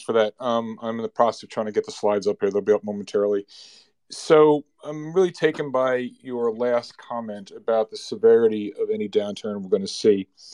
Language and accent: English; New Jersey, United States; I'm from New Jersey